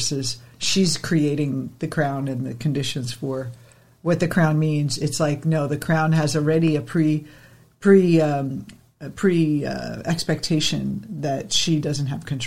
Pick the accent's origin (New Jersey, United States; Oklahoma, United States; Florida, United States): New Jersey, United States; growing up in New Jersey